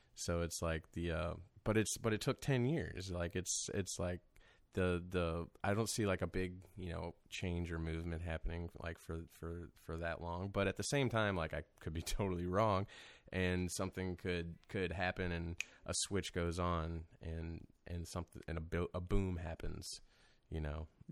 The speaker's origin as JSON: {"language": "English", "town": "Wentzville", "region": "Missouri", "country": "United States", "tie": "born or raised there", "lives_now": "St. Louis, United States", "said": "I'm from Saint Charles County, so I grew up out there and out in Wentzville"}